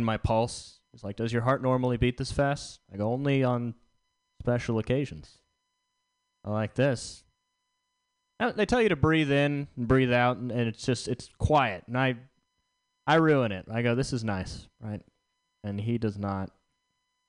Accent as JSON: {"language": "English", "region": "the South", "country": "United States", "said": "I'm from the South"}